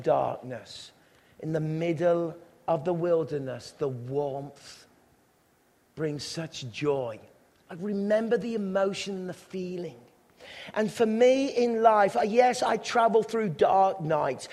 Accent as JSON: {"language": "English", "region": "England", "country": "United Kingdom", "said": "as young English boys"}